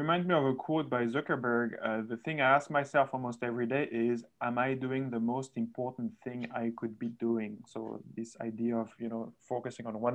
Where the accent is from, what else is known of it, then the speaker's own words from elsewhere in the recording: France; moved away; I'm also from France